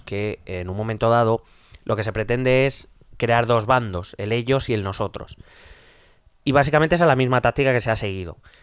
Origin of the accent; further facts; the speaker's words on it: Madrid, Community of Madrid, Spain; yo soy madrileño, vivo en Madrid